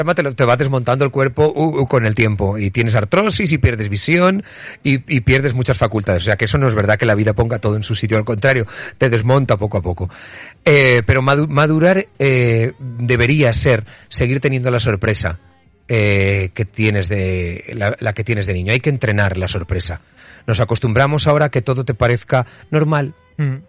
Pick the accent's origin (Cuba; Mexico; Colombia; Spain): Spain; Utiel, Valencian Community; moved away; en Utiel, en mi pueblo, haciendo un programa para verano